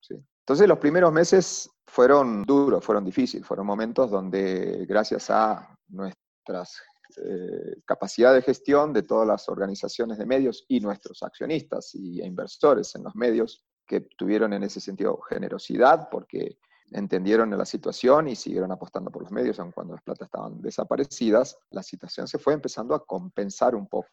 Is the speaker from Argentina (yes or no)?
yes; Argentina; moved away as an adult; now in Bogotá, Colombia; soy argentino